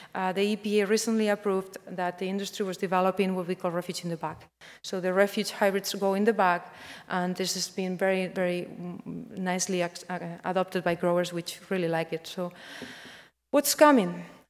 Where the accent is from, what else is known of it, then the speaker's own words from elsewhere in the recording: Spain; moved away; I'm coming from Spain.